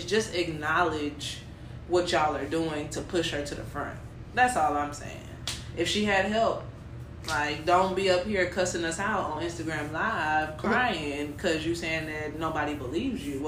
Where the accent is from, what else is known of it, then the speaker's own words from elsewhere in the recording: Houston, Texas, United States; I'm from Houston. I live in Houston